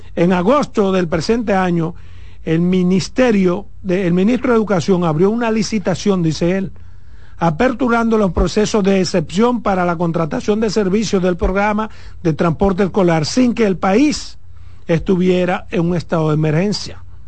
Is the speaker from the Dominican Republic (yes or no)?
yes; Pedernales, Dominican Republic; por Pedernales, de donde yo soy.